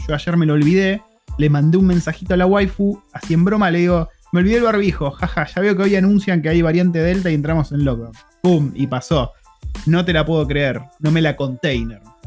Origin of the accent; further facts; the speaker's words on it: Argentina; moved away as an adult; now in New Zealand; somos una familia argentina viviendo en Nueva Zelanda ya hace más de cuatro años